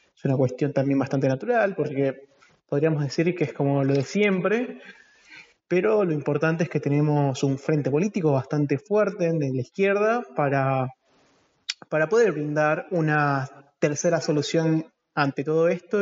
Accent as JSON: {"language": "Spanish", "country": "Argentina", "said": "como argentinos"}